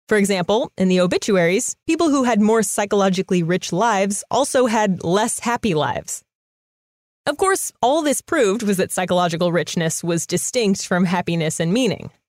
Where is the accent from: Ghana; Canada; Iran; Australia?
Ghana; I'm from Ghana.